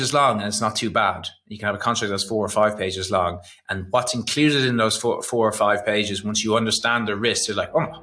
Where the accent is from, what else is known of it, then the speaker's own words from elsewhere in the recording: Ireland; I'm Irish